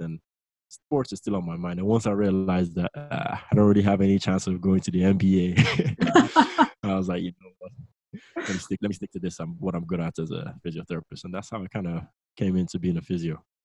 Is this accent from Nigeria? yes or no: yes; Lagos, Nigeria; moved away as an adult; now in England; I'm originally from Nigeria. Uh, I was raised in Nigeria, Lagos. Uh, I was born and bred there, and I came over to England for university